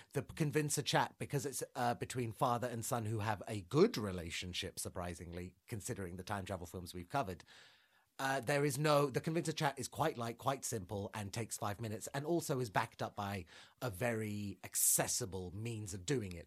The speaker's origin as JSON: {"language": "English", "region": "London", "country": "United Kingdom", "said": "I'm from London."}